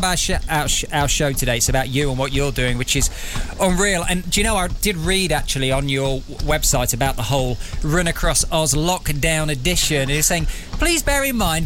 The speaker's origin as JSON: {"language": "English", "country": "United Kingdom", "said": "I'm British, I'm here"}